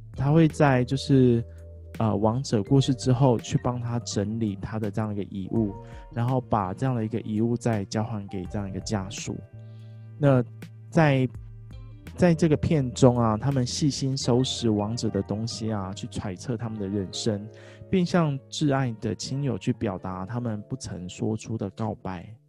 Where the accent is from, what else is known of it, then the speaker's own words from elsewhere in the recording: Kaohsiung, Taiwan; also born or lived in Pingtung; 我们老家塞屏东，所以在高雄的时候